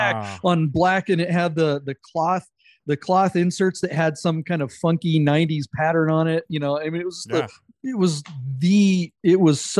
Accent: the Northwest, Pacific Northwest, United States; I grew up in the Northwest

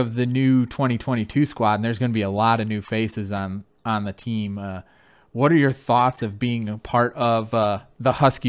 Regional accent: Flint, Michigan, United States; I grew up in Flint, Michigan.

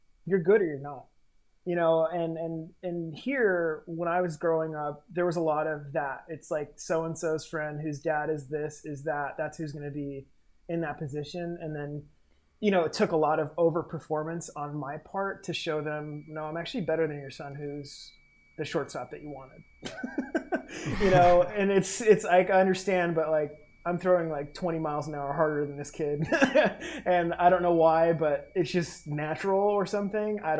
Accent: Olympia, Washington, United States; also born or lived in Fort Lewis, Washington / Puerto Rico; I grew up in Olympia. My dad was military, so I was born in Fort Lewis.

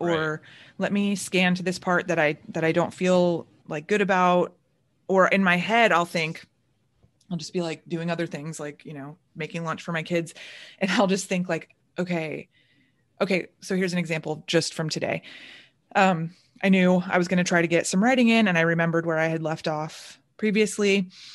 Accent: Orlando, Florida, United States; moved away as an adult; now in Chicago, United States; growing up in Orlando

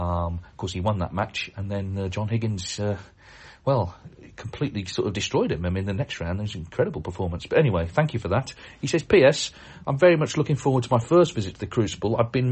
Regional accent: Canada; I'm from Canada and I'm planning to attend the World Championship next year, 2024.

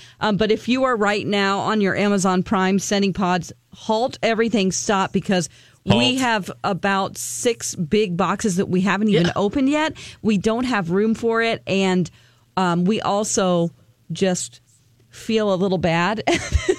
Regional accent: Missouri, United States; moved away; I'm going back to my home state of Missouri to visit.

